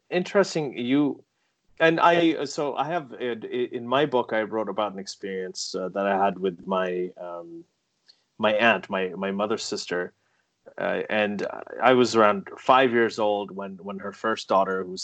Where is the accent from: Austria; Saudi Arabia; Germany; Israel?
Saudi Arabia; also born or lived in England; now I grew up in a Muslim family uh, a Pakistani Muslim family growing up in Saudi Arabia. Okay, so I was surrounded by Islam.